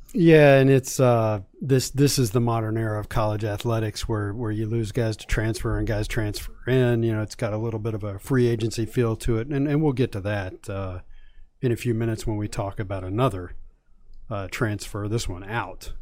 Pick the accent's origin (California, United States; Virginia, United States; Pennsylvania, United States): Virginia, United States; I grew up in Virginia.